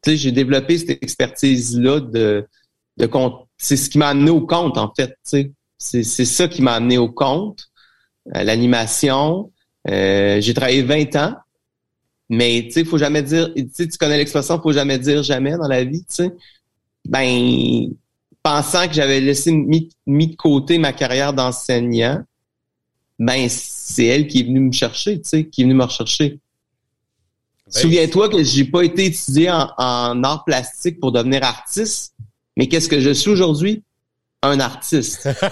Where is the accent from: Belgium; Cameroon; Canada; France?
Canada; Trois-Rivières, Quebec; je suis de Trois-Rivières